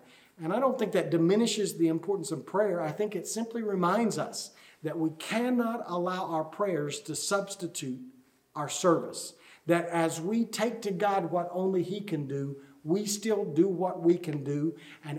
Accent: United States; we as American Christians

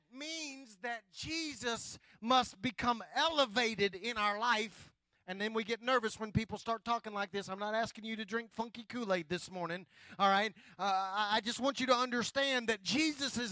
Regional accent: West Oklahoma, United States; moved away; I grew up in a little bitty town, West Oklahoma

